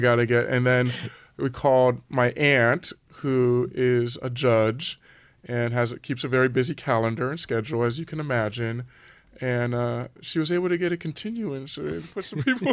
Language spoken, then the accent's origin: English; Los Angeles, California, United States; I grew up in Southern California in the San Fernando Valley.